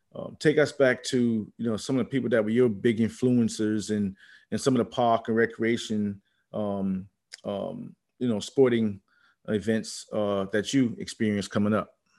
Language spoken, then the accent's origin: English; Charleston, South Carolina, United States; me growing up in the Charleston area